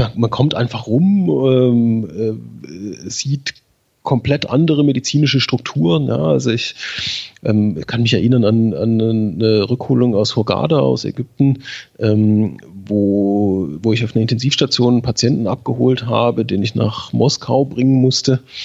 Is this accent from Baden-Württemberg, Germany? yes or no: yes; Schwäbisch Hall, Baden-Württemberg, Germany; In Schwäbisch Hall beim DRK. Das ist meine Heimat